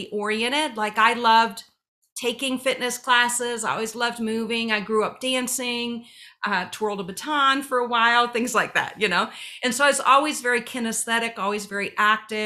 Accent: Ohio, United States; I'm from Ohio

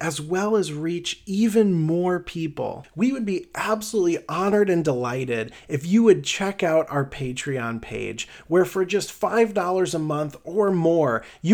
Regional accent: Midwest, United States; accent: Midwest; I'm mostly Irish, but I have this boring Midwest accent

